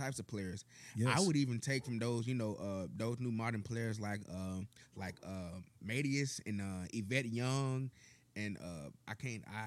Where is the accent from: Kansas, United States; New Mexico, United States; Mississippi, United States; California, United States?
Mississippi, United States; Clarksdale; now in Friars Point, United States; I'm from Clarksdale, but I live in a town, like, I want to say maybe like 10 or 15 minutes up the road called Friars Point, Mississippi.